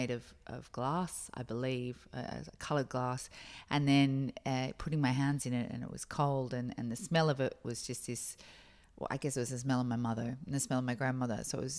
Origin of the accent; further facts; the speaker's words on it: Australia; also born or lived in Boston, United States; I grew up in America, in Boston, for my early years. And so I can spy your car. And then I moved back here, you know, as a young teenager. And so I guess I had a classic Australian 80s life